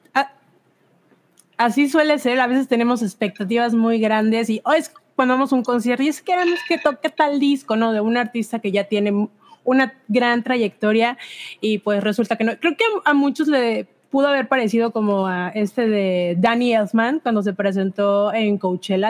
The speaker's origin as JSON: {"language": "Spanish", "region": "Veracruz", "country": "Mexico", "said": "yo no soy de Jalapa, yo soy del puerto"}